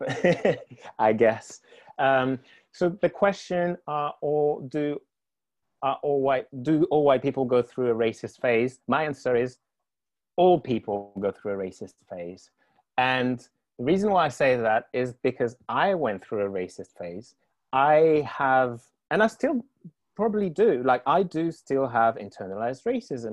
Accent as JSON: {"language": "English", "country": "Guadeloupe", "tie": "born or raised there", "moved": "yes", "said": "I grew up in the Caribbean, in the French Caribbean"}